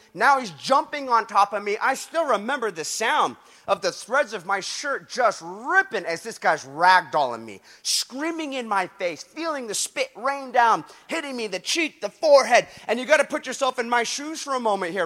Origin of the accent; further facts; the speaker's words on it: Huntington Beach, California, United States; my hometown, Huntington Beach